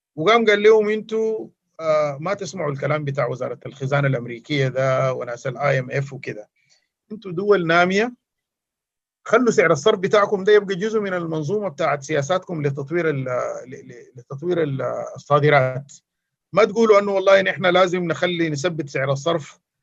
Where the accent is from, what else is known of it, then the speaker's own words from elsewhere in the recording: Sudan; عندنا في السودان